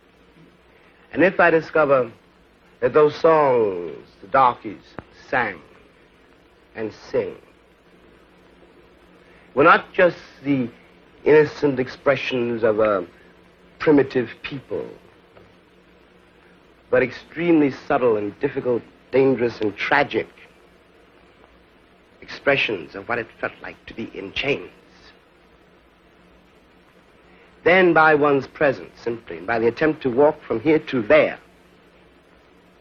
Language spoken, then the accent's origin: English; New York City, New York, United States; my school really was the streets of New York City.